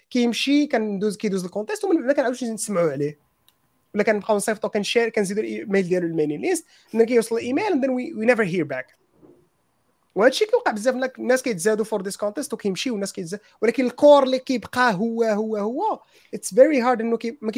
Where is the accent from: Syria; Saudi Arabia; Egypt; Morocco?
Morocco